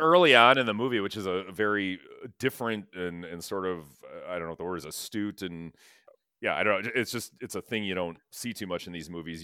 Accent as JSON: {"language": "English", "town": "Sherwood", "region": "Wisconsin", "country": "United States", "tie": "born or raised there", "said": "Sherwood, we grew up in Sherwood. Sherwood, Wisconsin"}